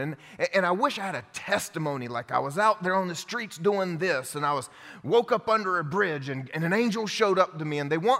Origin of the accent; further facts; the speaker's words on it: the Bible Belt, United States; I grew up here in the Bible Belt going to church